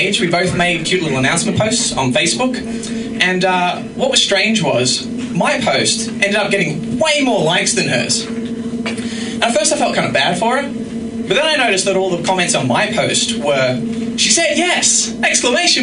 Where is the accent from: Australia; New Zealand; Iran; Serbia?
Australia; I am Australian